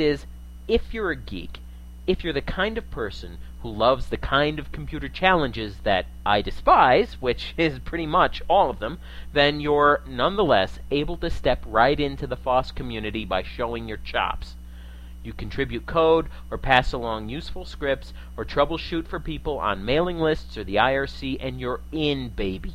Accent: New England, United States; moved away; I hail from New England in the USA originally, and I'm an old time Yankee in a lot of ways

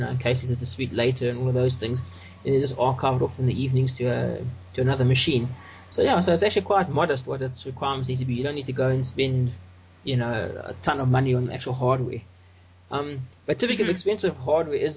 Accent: South Africa; I'm from South Africa, and I'm an open source developer and solution provider

